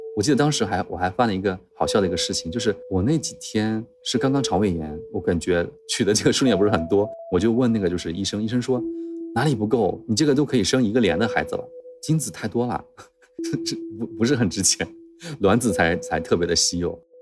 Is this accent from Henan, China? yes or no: yes; Henan, China; moved away; 我老家是一个河南的五线城市